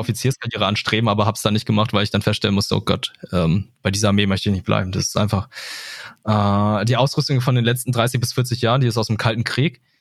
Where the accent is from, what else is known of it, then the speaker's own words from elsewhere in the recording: Lüneburg, Lower Saxony, Germany; ich bin in Lüneburg aufgewachsen